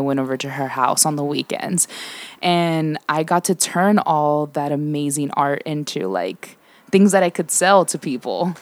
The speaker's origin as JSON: {"language": "English", "town": "San Diego", "region": "California", "country": "United States", "tie": "born or raised there", "said": "born and raised in Southeast San Diego"}